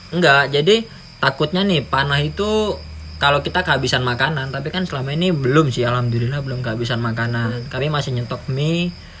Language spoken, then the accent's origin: Indonesian; Sorong, Southwest Papua, Indonesia; saya besar di Sorong